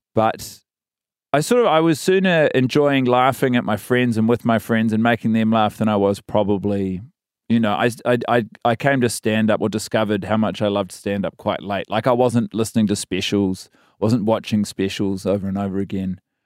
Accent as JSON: {"language": "English", "town": "Christchurch", "region": "Canterbury", "country": "New Zealand", "tie": "born or raised there", "also_born_or_lived": "Wellington / Sydney", "moved": "as an adult", "said": "And then I spend my entire schooling years in Christchurch, so from sort of four to eighteen"}